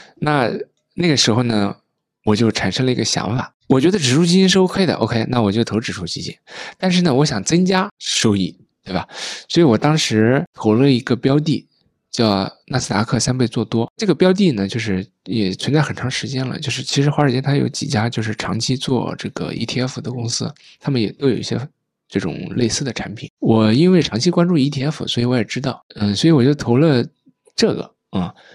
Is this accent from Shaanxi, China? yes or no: no; Jiangsu, China; now in Beijing, China; 我老家是那个江苏嘛